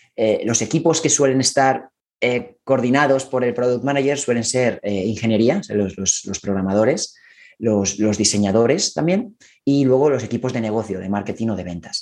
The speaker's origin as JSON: {"language": "Spanish", "country": "Spain", "moved": "as an adult", "lives_now": "San Francisco, United States", "said": "Yo soy originalmente de España"}